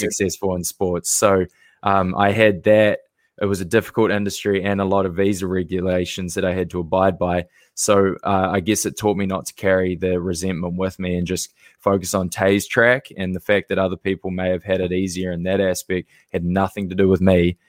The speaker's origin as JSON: {"language": "English", "country": "New Zealand", "tie": "born or raised there", "moved": "as an adult", "lives_now": "United States", "said": "originally born and raised in New Zealand"}